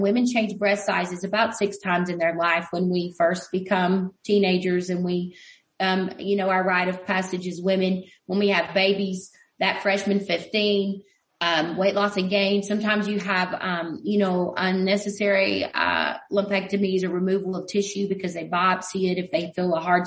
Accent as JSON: {"language": "English", "country": "United States", "said": "we as American people"}